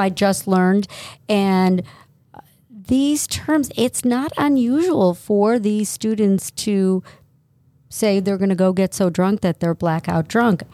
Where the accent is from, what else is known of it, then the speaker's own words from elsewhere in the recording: South Euclid, Ohio, United States; born and raised in South Euclid, went to Brush High School.